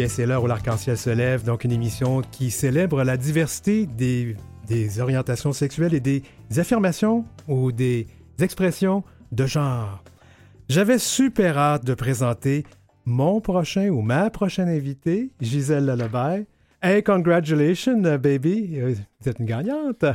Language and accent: French; Quebec City, Quebec, Canada; moved away; je viens de Québec. Euh, je ne voudrais pas parler en mal de ma ville natale